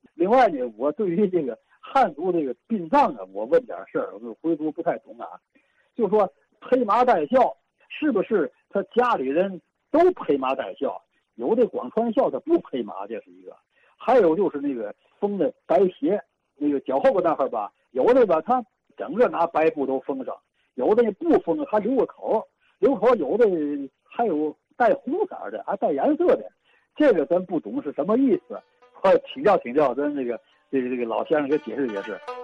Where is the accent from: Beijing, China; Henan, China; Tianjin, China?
Tianjin, China; 我小时候，我们家住在北安道的老市民路，以前叫大安街，那个地方就是医药交界。我出生在一九四三年